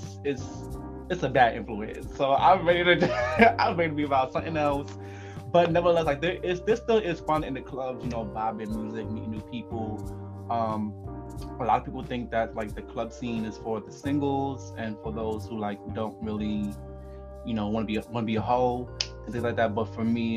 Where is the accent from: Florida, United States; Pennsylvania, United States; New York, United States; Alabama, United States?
New York, United States; Growing up in New York